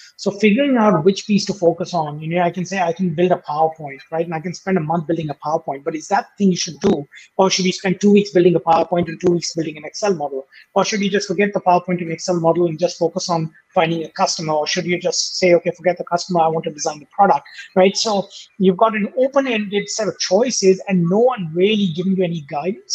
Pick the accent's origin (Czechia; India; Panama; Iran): India; moved away as an adult; also born or lived in United States; now in Australia; I grew up in India